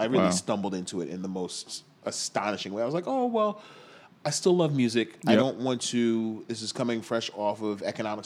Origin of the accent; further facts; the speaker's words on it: New York City, New York, United States; I grew up in Rockaway.